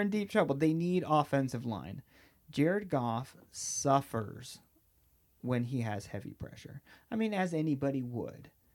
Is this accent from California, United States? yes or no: yes; Southern California, United States; I am from Southern California